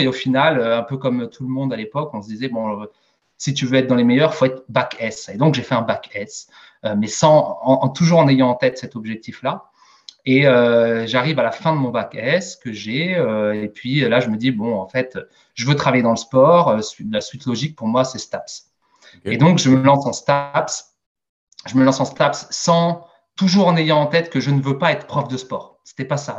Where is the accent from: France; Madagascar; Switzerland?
France; Strasbourg, Grand Est; je suis né et j'ai grandi en Alsace, à Strasbourg, précisément, un petit quartier nord qui s'appelle Enheim